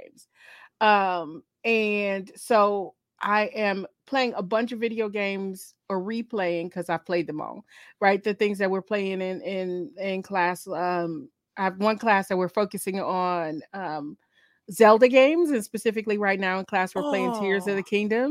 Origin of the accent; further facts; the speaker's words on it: Michigan, United States; I'm from Michigan